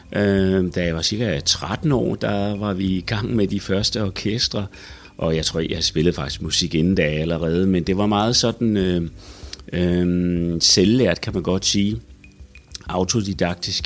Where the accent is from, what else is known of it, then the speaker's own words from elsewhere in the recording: Odense, Southern Denmark, Denmark; min gamle hjemby Odense